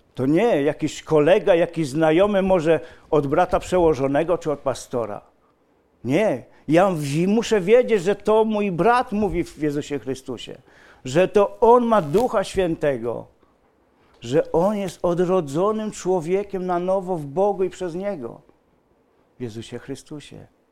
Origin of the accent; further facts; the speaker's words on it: near Malbork, Pomeranian Voivodeship, Poland; moved away as an adult; now in Silesia, Poland; ja pochodzę spod Malborka. Spod Malborka. Przyjechałem czterdzieści pięć lat temu na Śląsk.